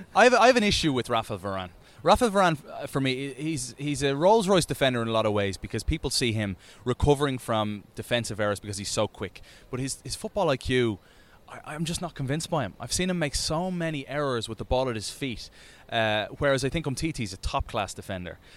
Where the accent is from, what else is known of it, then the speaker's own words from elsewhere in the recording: Dublin, Leinster, Ireland; moved away; when I grew up over in Dublin.